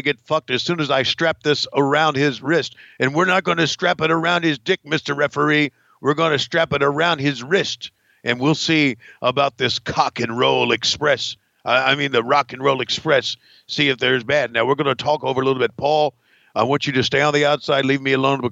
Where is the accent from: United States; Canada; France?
Canada; I'm really a Canadian